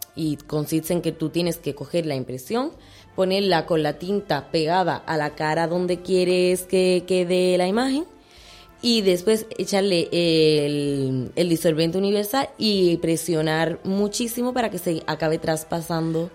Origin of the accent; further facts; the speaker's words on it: Utrera, Andalusia, Spain; me siento muy apoyada por mi pueblo